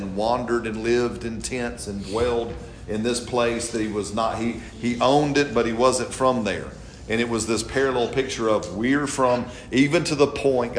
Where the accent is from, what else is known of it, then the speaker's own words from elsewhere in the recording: United States; I'm an American.